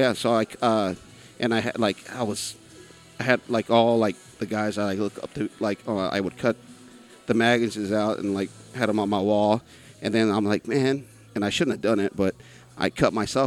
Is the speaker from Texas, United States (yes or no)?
yes; San Angelo, Texas, United States; I'm from here.